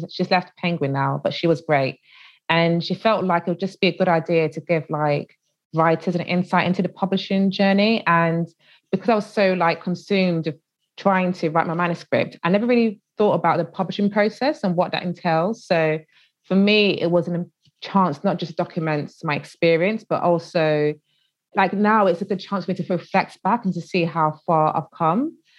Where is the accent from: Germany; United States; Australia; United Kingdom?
United Kingdom; And I think it's because they wanted to get my insight as a British Nigerian.